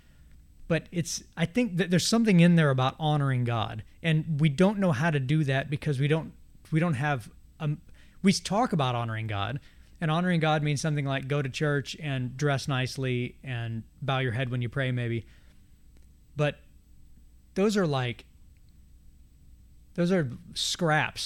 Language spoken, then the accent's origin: English; United States; If I'm an American, which I am